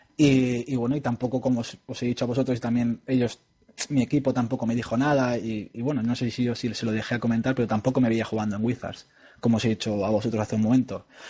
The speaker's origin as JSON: {"language": "Spanish", "country": "Spain", "said": "somos españoles"}